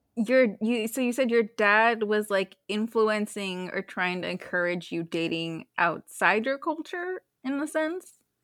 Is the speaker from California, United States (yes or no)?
yes; Bay Area, California, United States; I'm from the Bay Area